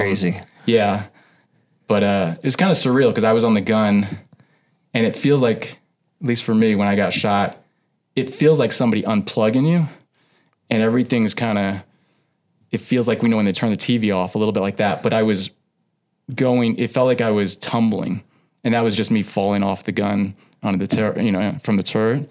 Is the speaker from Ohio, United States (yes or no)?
no; Houston, Texas, United States; moved away as an adult; now in Billings, United States; I grew up in Houston.